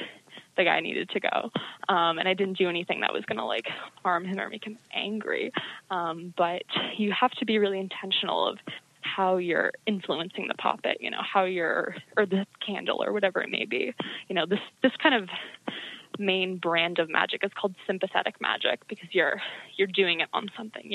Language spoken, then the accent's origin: English; Salem, Massachusetts, United States; I'm from Salem, Massachusetts